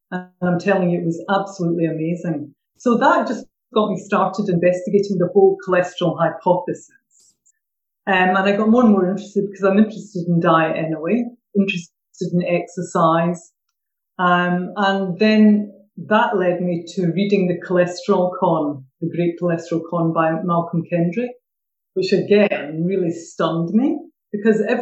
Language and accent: English; Glasgow, Scotland, United Kingdom; accent: Glaswegian; moved away as an adult; now in Suffolk, United Kingdom; originally from Glasgow, but I have been down in Suffolk for about 13 years. Every time I go back north, they say I've lost my accent. And then down here, they don't understand what I'm saying if I use my good old vernacular Glaswegian.